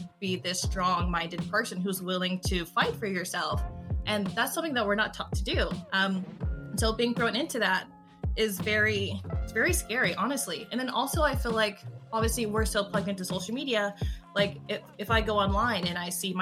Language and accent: English; California, United States; I am from California, and I am a writer for a lot of things.